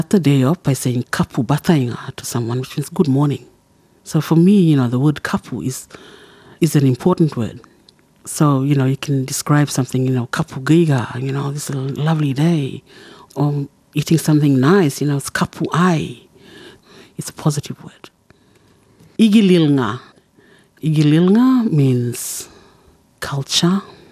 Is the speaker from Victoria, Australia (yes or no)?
no; Saibai Island, Queensland, Australia; first language Kala Kawaw Ya; English is a second language; now in Bamaga, Australia; I belong to the Sui Baitham clan of Saibai Island, and I live in Bamaga, in the very northern tip of Queensland